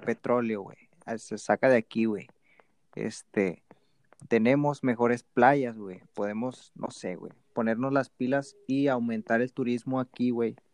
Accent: Mexico; nosotros como mexicanos, bueno, pues tenemos Estados Unidos de vecino

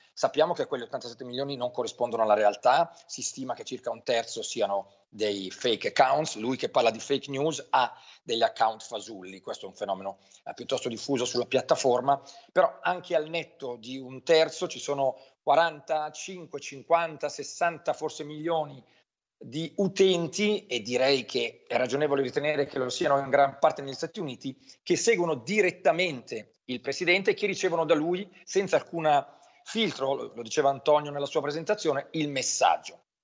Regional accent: Brianza, outside Milan, Lombardy, Italy; io che sono nato fuori Milano in Brianza

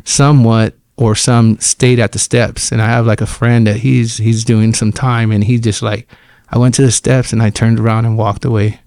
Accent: Fresno, California, United States; I grew up here in Fresno on, on Divis Zero and, and, um, and M Street.

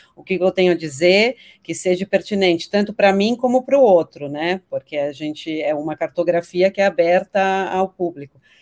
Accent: São Paulo, Brazil; Eu cresci aqui em São Paulo, sou paulistana

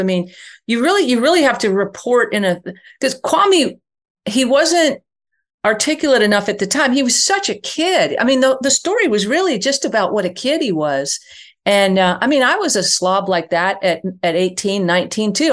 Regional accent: New York, United States; I grew up in New York, not Texas.

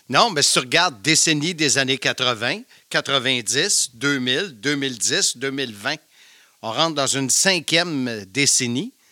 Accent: Salaberry-de-Valleyfield, Quebec, Canada; Valleyfield, la ville de l'amour, comme dirait Gilles Pro. Je suis un campi valencien

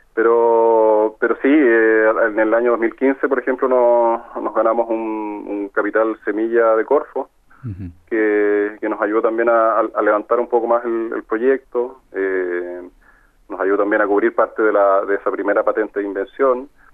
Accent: Talca, Maule, Chile; nosotros somos de acá de Talca

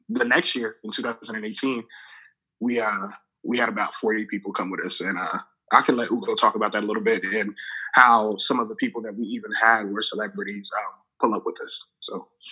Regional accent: Lagos, Nigeria; also born or lived in Kansas City, United States; now in United States; I was born in Lagos, Nigeria. Moved to the states in 1998.

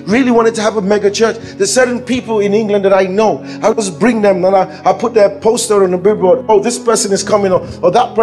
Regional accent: Nigeria; I'm a Nigerian

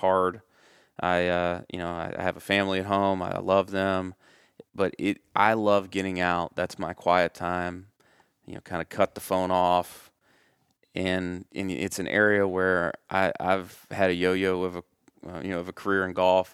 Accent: Middle Tennessee, United States; growing up in Middle Tennessee, you're, you're easily exposed to country

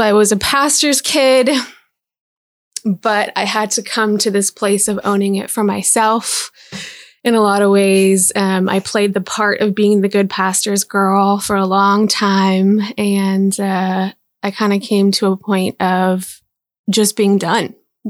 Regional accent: Big Rapids, Michigan, United States; So I was born in Big Rapids, Michigan, right? I grew up mostly in Michigan. I moved around quite a bit.

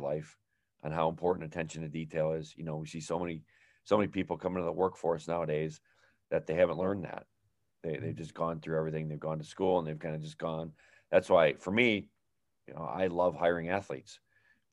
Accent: Alaska, United States; I grew up in Alaska

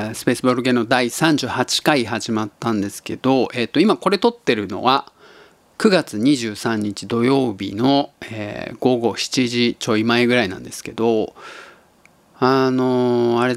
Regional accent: Tottori, Japan; now in Osaka, Japan; 僕が鳥取生まれギターポップ育ちの刑事です大阪市在住です

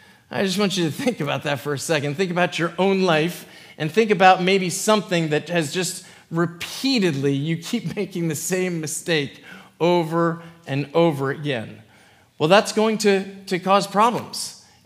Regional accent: Indianapolis, Indiana, United States; born there; When I was young, I was born in Indianapolis, but I was born to parents who were from Philadelphia.

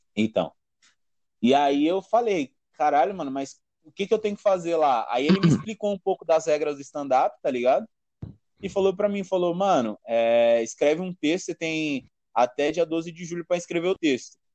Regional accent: Guaianazes, São Paulo, Brazil; Eu sou de Guaianazes, mano. Eu moro Guaianazes

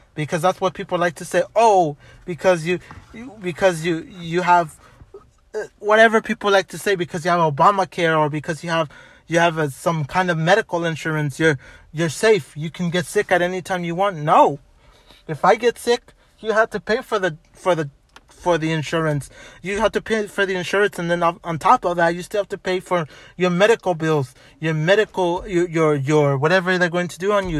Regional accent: Los Angeles, California, United States; also born or lived in Montebello, California; I was born in White Memorial

